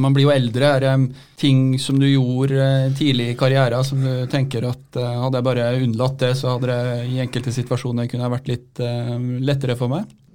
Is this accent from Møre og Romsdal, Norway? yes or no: no; Otta, Innlandet, Norway; Jeg kommer fra Otta oppe i Gudbrandsdalen